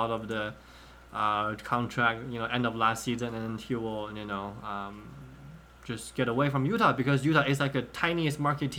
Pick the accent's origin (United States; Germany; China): China; I grew up in China back in 06, 07. I was like 4th, 5th, 6th grade